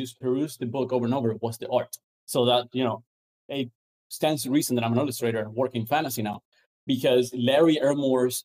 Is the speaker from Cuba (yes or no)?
yes; Cuba; moved away; also born or lived in Venezuela; I grew up in Cuba and a little bit in Venezuela.